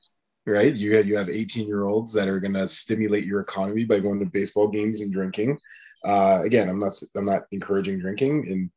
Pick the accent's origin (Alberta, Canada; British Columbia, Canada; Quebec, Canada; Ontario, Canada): Quebec, Canada; I was born in Quebec